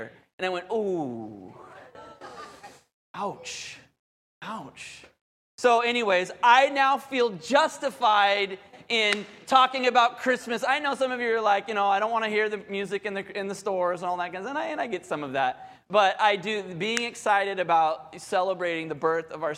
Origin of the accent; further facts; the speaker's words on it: Southern California, United States; growing up in Southern California